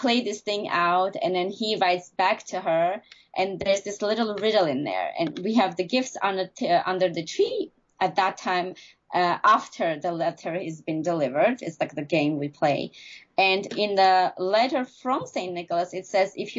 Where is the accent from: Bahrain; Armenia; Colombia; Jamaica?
Armenia; moved away; growing up in Armenia